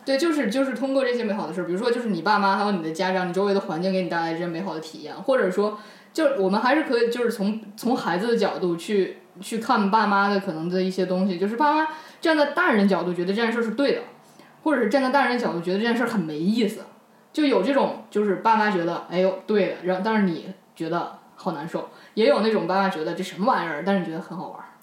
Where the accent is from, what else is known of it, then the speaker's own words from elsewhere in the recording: China; 我我们中国人没有没有把这句老话放在心上